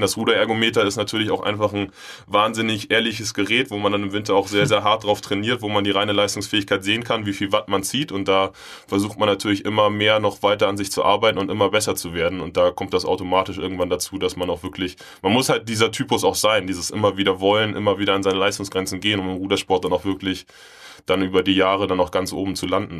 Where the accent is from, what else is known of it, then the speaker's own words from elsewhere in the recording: Hamburg, Germany; Bin in Bergedorf groß geworden